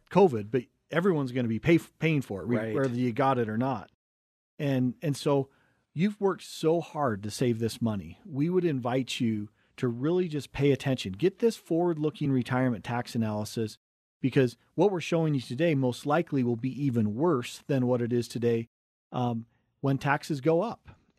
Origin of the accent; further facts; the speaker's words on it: Cottonwood Heights, Utah, United States; We grew up in Cottonwood Heights, right between Big and Little Cottonwood Canyon. Went to Brighton High School